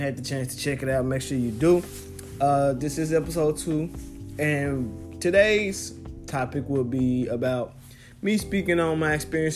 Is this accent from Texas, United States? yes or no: no; Memphis, Tennessee, United States; now in Knoxville, United States; I'm born and raised in Memphis, Tennessee. Reside in Knoxville, Tennessee